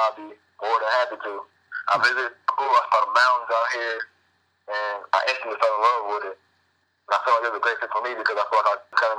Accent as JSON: {"language": "English", "town": "Mobile", "region": "Alabama", "country": "United States", "said": "I'm from Mobile, Alabama"}